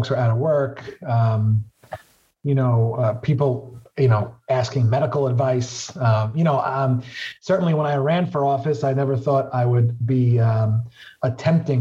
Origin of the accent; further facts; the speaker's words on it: New York City, New York, United States; I represent the neighborhoods where I grew up in Southwest Brooklyn